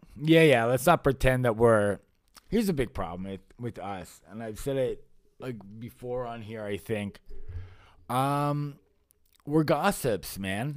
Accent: Canada; I grew up in Canada. I guess I wasn't born here, but I've lived here since

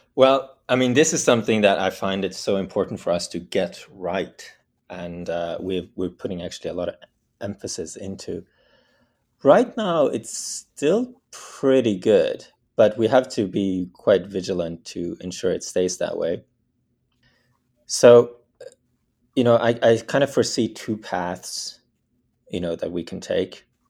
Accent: Bergen, Vestland, Norway; I was born in Norway, the west coast of Norway, in a city called Bergen

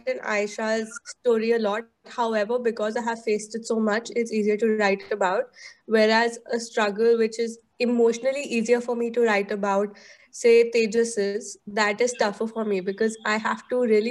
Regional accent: Delhi, India; growing up in Delhi

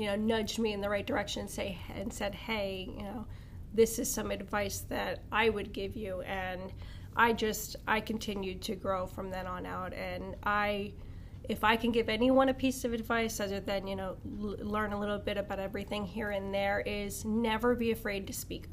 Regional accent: Wilkes-Barre, Pennsylvania, United States; also born or lived in Italy; I was raised over in Wilkes-Barre, Pennsylvania

